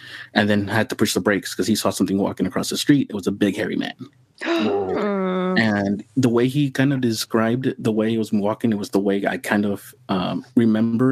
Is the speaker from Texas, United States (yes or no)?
yes; Harlingen, Texas, United States; also born or lived in San Antonio, Texas; I'm working as a drafter in my hometown of Harlingen, and which is really close to the border